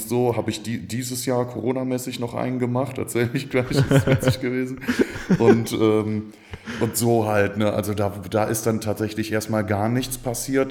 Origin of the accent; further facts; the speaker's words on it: Stolberg, North Rhine-Westphalia, Germany; also born or lived in Aachen; ich komme von hier, wohne schon seit Ewigkeiten in Aachen, geboren bin ich in Stolberg bei Aachen